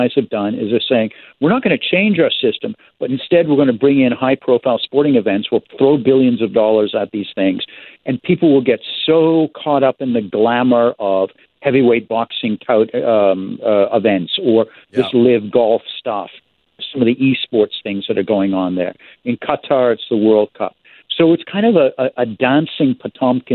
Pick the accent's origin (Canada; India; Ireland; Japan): Canada; I'm the Canadian